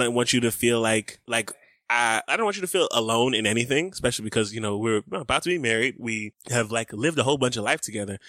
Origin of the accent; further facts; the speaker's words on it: the South, United States; growing up in the South, in the nineties in churches